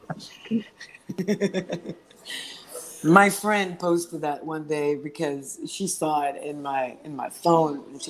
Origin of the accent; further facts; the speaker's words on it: Israel; English is a second language; now in United States; growing up in Israel